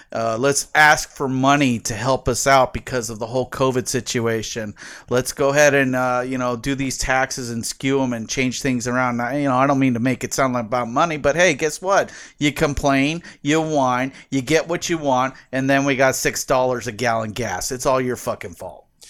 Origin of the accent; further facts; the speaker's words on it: San Diego, California, United States; growing up in San Diego